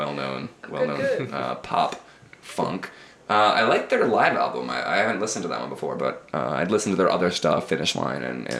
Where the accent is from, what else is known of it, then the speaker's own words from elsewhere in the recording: Chicago, Illinois, United States; I'm from Chicago